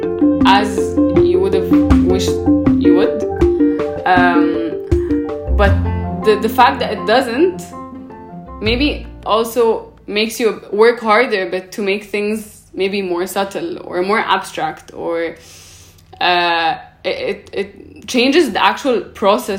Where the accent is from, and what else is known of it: Cairo, Cairo Governorate, Egypt; born or raised there; also born or lived in Paris